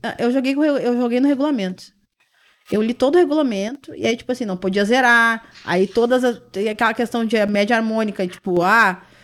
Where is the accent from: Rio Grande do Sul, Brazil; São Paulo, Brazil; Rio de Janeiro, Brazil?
Rio Grande do Sul, Brazil; Porto Alegre; Já daqui mesmo, Porto. Sou, sou de Porto Alegre